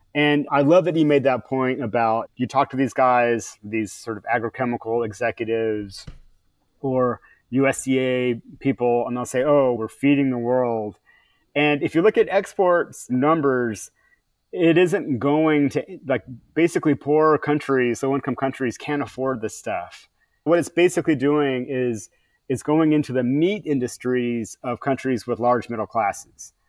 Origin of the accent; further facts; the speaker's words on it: California, United States; as a Californian